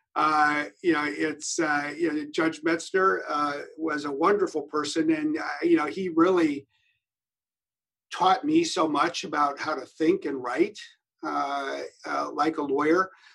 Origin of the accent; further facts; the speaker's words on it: Wisconsin, United States; moved away; also born or lived in Geneva, Switzerland; I was from Wisconsin